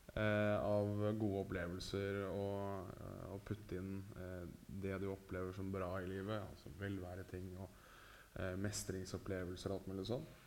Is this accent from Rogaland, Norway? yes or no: no; Oslo, Norway; Frogner, der jeg vokste opp